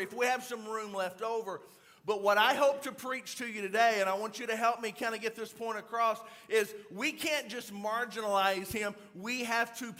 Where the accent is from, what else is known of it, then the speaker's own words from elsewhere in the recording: Louisiana, United States; I'm actually from Louisiana